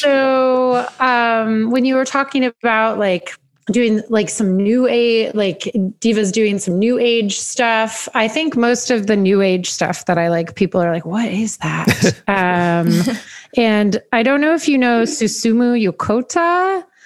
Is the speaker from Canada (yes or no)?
yes; Hamilton, Ontario, Canada; I'm from Hamilton, Ontario, which is about 30 minutes west of Toronto